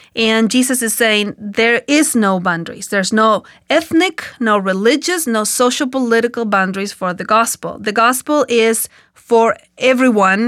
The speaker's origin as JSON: {"language": "English", "country": "Argentina", "accent": "Hispanic", "second_language": "English", "moved": "yes"}